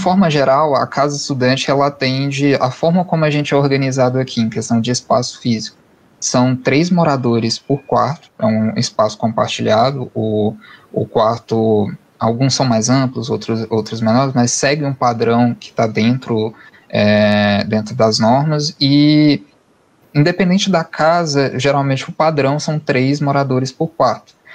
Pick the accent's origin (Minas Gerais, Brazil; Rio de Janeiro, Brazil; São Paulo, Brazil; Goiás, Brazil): Goiás, Brazil; Cristalina; also born or lived in Urutaí, Goiás; Eu sou natural de Cristalina, ali próxima de Brasília